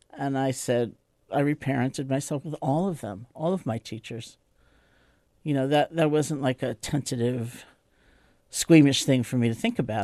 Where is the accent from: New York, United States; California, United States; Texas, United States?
New York, United States; New York City; I grew up in New York City, in Washington Heights